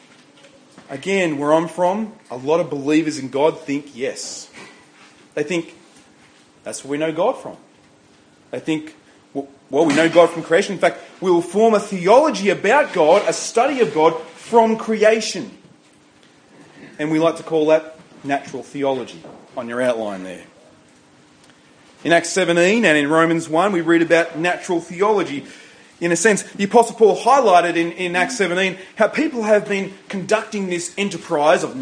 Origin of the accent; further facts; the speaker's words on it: Riverina, New South Wales, Australia; I grew up in the Riverina, it's infested by pine trees